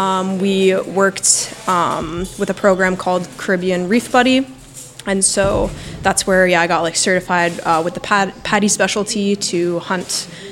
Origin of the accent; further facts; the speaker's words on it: Canada; I'm from Canada.